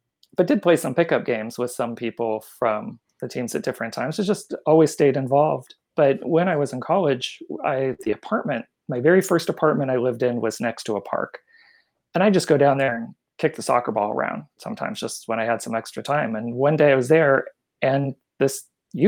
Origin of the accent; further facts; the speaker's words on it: Palm Springs, California, United States; growing up in Palm Springs